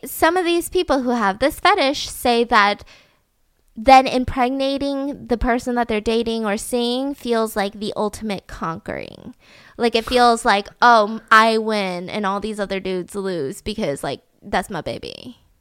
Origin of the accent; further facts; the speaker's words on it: the South, United States; I grew up in the South, so, like, there's a lot of basements